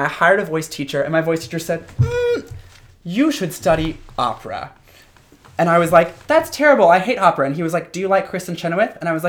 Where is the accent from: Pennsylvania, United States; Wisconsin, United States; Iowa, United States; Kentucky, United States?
Kentucky, United States; Louisville; moved away; Originally, I'm from Kentucky. I was born in Louisville.